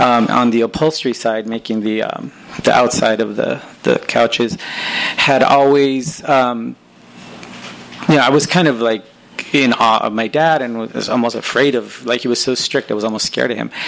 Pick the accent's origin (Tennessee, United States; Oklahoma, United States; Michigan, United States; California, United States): California, United States; Los Angeles; I was raised in Northeast